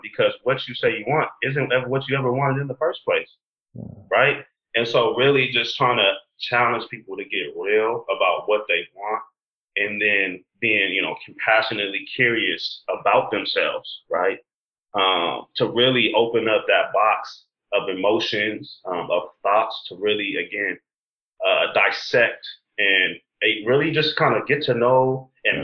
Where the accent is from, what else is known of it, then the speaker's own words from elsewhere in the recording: San Diego, California, United States; I'm born and raised in San Diego, California.